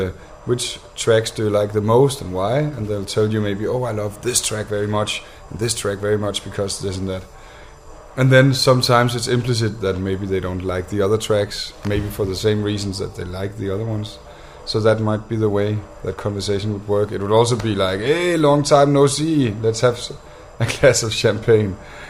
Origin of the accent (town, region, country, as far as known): Denmark